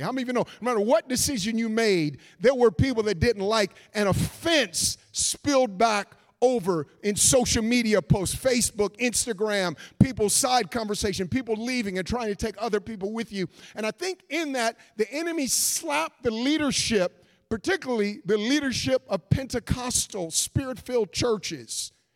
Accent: Oakland, California, United States; I was born and raised in Oakland, California

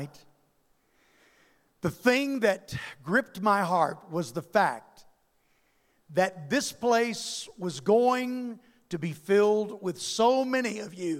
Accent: Louisiana, United States; I come from Louisiana, and there ain't no place like Louisiana

